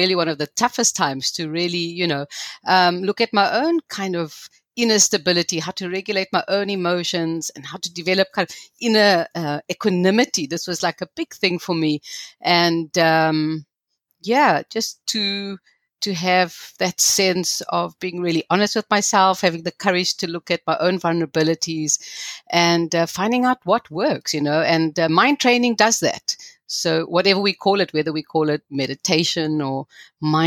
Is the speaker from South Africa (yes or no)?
yes; South Africa; growing up in South Africa and in the kind of apartheid legal system